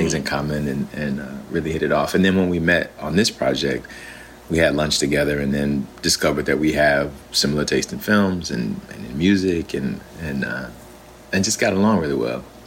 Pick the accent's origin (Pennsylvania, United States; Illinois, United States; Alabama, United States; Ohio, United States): Alabama, United States; I'm from Alabama, and so and my grandfather was a preacher, and so we yeah we grew up in that kind of a tradition